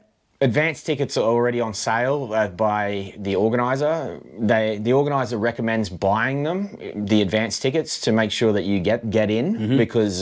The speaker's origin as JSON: {"language": "English", "country": "Australia", "lives_now": "Finland", "said": "So being like Australian and all, I thought they would be like the …"}